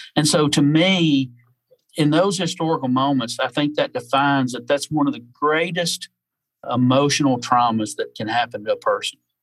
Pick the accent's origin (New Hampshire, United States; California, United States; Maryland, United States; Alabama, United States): Alabama, United States; North; moved away as an adult; now in Pensacola, United States; I was raised in North Alabama and moved to South Alabama and the Gulf Coast when I was about 19 years old and been here ever since